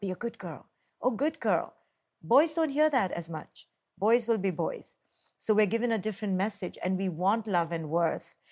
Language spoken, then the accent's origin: English; India; now in United States; I grew up in India